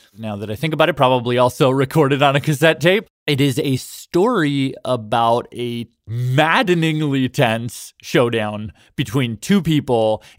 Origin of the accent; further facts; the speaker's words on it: Toronto, Ontario, Canada; in my hometown of Toronto